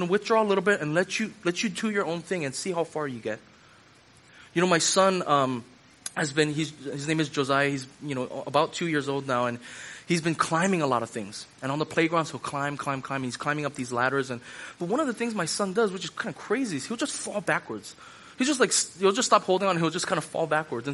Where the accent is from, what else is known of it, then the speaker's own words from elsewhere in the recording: Hawaii, United States; when I was growing up at my church that I grew up at in Hawaii